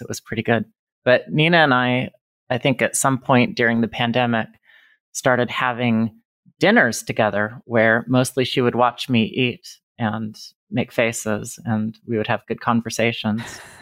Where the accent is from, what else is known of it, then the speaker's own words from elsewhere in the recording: Reno, Nevada, United States; now in Indiana, United States; I was growing up in Reno, Nevada.